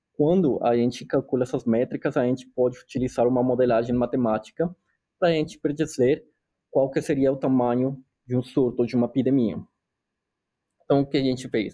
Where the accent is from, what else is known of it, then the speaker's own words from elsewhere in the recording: Colombia; Portuguese is a second language; moved away as an adult; also born or lived in São Paulo, Brazil; now in North Carolina, United States; eu sou colombiano, eu sou médico veterinário na Colômbia